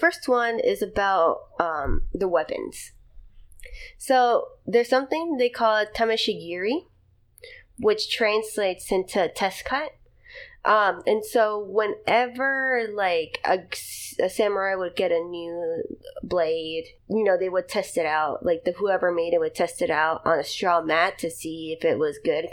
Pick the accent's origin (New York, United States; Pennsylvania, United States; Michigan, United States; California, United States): Pennsylvania, United States; Philadelphia; I'm from Philly